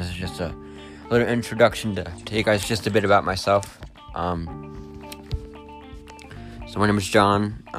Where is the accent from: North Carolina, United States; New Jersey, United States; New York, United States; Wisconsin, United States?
New Jersey, United States; I am 18 years old. I am totally blind. I'm from New Jersey.